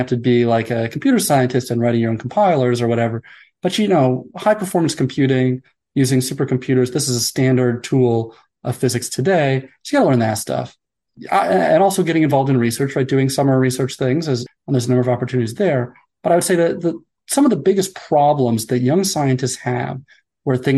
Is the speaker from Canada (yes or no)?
no; United States; also born or lived in Denmark; I'm American, but I did my postdoc in Denmark